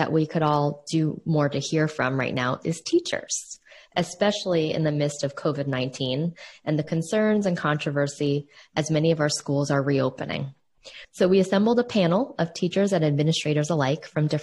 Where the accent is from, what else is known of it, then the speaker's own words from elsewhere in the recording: New York City, New York, United States; a Chinese American girl born and raised in New York City.